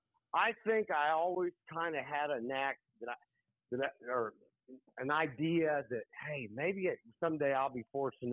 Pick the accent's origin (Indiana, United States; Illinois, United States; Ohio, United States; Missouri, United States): Indiana, United States; Muncie; I grew up outside of Muncie. I went to Yorktown High School, played football and basketball.